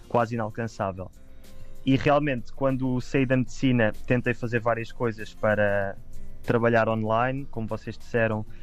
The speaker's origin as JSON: {"language": "Portuguese", "region": "Lisbon", "country": "Portugal", "said": "aqui em Lisboa, aqui em Lisboa, em Lisboa, agora não estou em Lisboa, um, ah, que é de onde eu sou e é onde vivo normalmente."}